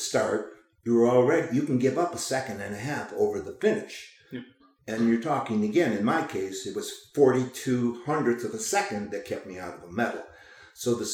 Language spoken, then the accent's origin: English; Chicago, Illinois, United States; also born or lived in Lake Placid, New York; now in Oregon, United States; I grew up in Chicago